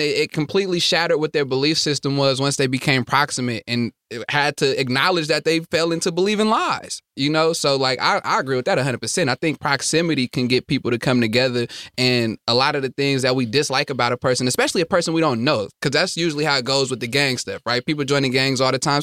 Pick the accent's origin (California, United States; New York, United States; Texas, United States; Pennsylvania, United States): California, United States; Stockton; also born or lived in Oakland; where I'm from, um, e, either in Oakland or even when I was growing up in Stockton